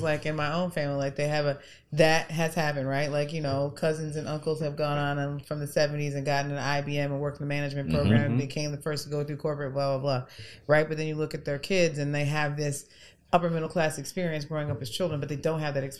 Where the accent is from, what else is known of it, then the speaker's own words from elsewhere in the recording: New York, United States; now in New Orleans, United States; Growing up in New York, we lived a nice life. We had a pool in the backyard